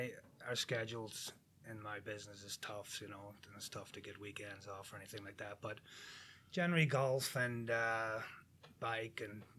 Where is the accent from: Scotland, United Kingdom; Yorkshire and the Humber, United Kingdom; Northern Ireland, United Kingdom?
Northern Ireland, United Kingdom; near Belfast; moved away as an adult; now in St. Charles, United States; born and bred in Ireland, 30 years.